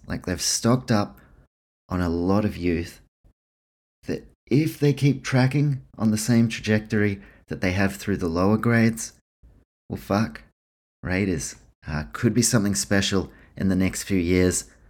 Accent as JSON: {"language": "English", "country": "New Zealand", "tie": "born or raised there", "also_born_or_lived": "Queensland, Australia", "moved": "yes", "lives_now": "Melbourne, Australia", "said": "I grew up in New Zealand, I played rugby league there"}